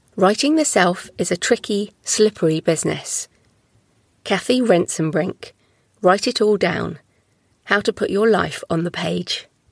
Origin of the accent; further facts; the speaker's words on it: United Kingdom; I'm also British